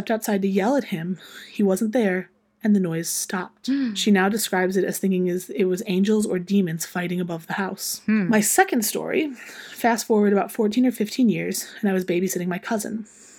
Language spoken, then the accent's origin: English; South Carolina, United States; born there; I was born in South Carolina. My parents were in the Navy when I was born. We moved back up here into my grandparents' house when I was about 5 or 6 months old.